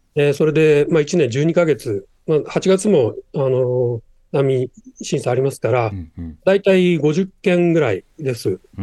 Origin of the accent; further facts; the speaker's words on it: Japan; 日本で育ってきた